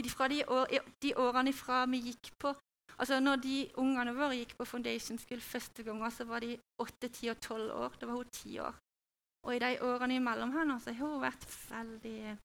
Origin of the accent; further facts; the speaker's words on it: Norway; also born or lived in Hawaii; jeg er jo norsk i kultur og i tankegang